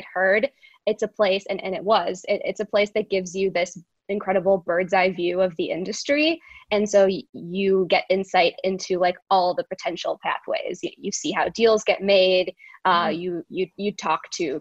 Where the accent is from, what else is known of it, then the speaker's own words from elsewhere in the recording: Chicago, Illinois, United States; also born or lived in New York; now in Los Angeles, United States; I'm originally from the Chicago area